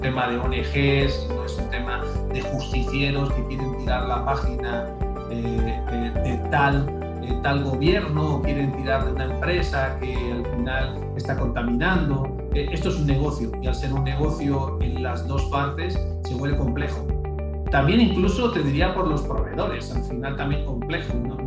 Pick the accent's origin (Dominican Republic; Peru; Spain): Spain; moved away as an adult; now in Mexico; realmente soy español